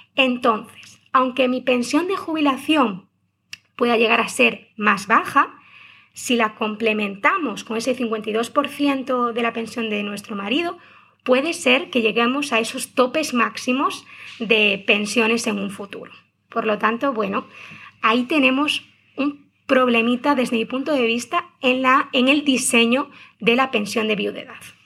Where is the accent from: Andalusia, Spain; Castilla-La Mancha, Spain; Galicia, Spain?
Galicia, Spain; Como buena gallega